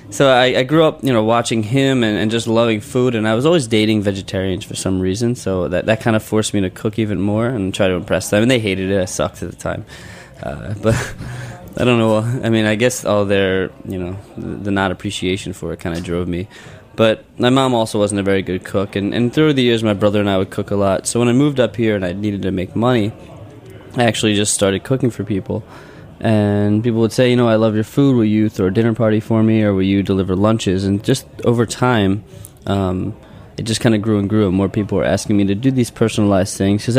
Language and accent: English; Philadelphia, Pennsylvania, United States; Did you know that we're from Philadelphia?